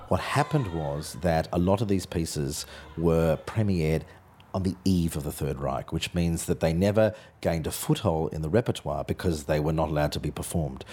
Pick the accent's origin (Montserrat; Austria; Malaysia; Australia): Australia; moved away; my Australianness makes my productions different from, from European directors